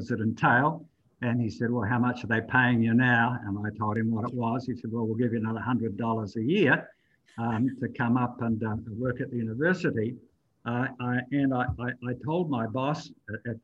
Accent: New Zealand; moved away; I grew up in New Zealand.

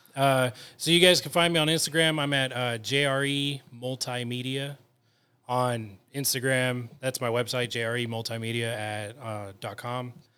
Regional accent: California, United States; also born or lived in National City, California; I've lived in California my whole life

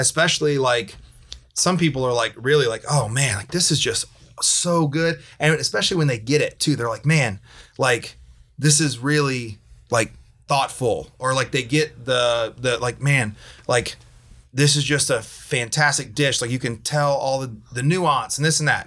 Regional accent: South Louisiana, United States; I'm from South Louisiana. I ate rice with every meal

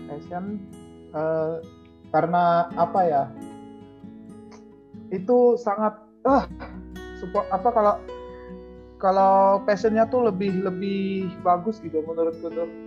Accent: Pangkalan Bun, Central Kalimantan, Indonesia; Pangkalan Bun, Kalimantan Tengah.

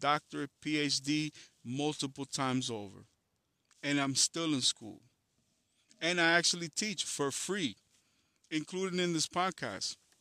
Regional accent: New York City, New York, United States; also born or lived in Dominican Republic; I come from Harlem in the Bronx

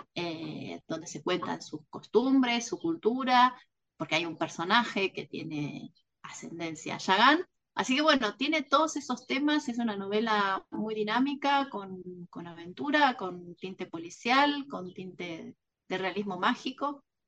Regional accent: Mar del Plata, Buenos Aires Province, Argentina; autora de Penguin Random House de la ciudad de Mar del Plata

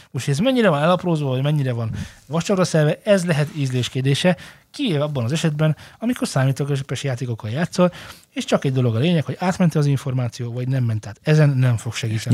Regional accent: Hungary; magyarok vagyunk

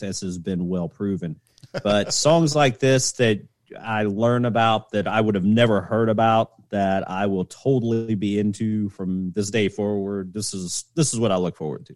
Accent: the South, United States; I grew up in the South, and I embrace my Southern heritage

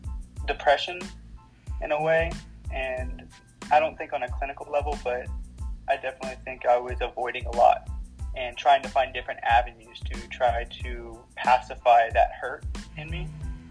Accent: Uvalde, Texas, United States; 27 years old. I was born in Uvalde, Texas. South Texas, and I moved around a lot for a few different reasons.

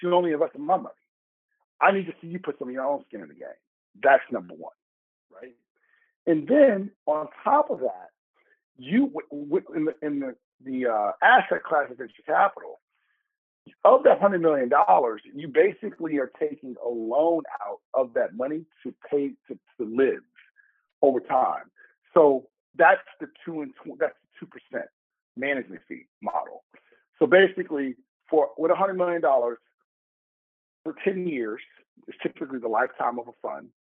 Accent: Chicago, Illinois, United States; moved away as an adult; also born or lived in Asia; now in New York, United States; I'm from the South Side of Chicago.

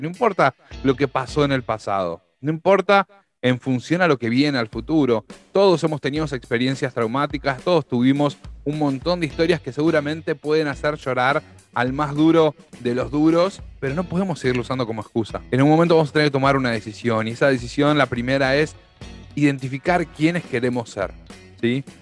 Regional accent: Argentina; Los argentinos, los latinoamericanos en, general, pero los argentinos en particular

